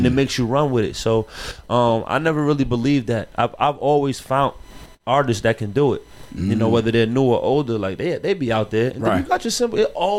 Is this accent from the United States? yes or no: yes; Atlanta, Georgia, United States; also born or lived in Bronx, New York; I was born in the Bronx, even though I was raised in Atlanta.